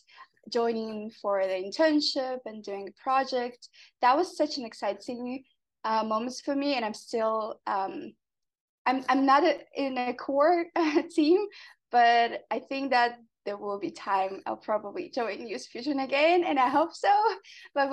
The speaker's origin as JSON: {"language": "English", "town": "Semey", "region": "Abai Region", "country": "Kazakhstan", "tie": "born or raised there", "lives_now": "Astana, Kazakhstan", "said": "I'm from Kazakhstan. I'm based currently in Astana, but I was born in Simei, which is a former nuclear test site"}